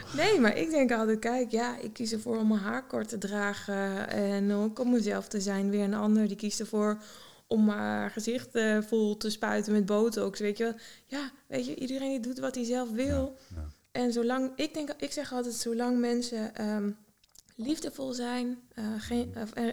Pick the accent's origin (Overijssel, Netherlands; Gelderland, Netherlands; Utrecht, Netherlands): Overijssel, Netherlands; Heeten; moved away as an adult; also born or lived in Zwolle; now in New York, United States; Ik kom uit Heten, hmm vlak bij Deventer in de buurt. En ja, echt in de natuur, ja, plattelandsmeisje opgegroeid wel.